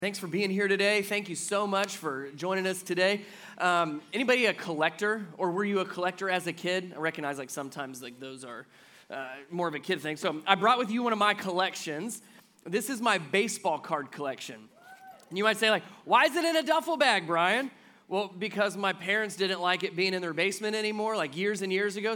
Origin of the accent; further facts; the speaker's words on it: Cincinnati, Ohio, United States; I grew up in Cincinnati